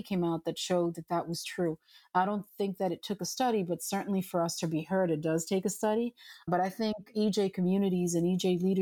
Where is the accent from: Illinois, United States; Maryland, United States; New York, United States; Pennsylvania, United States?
New York, United States; New York City; I was born and raised in New York City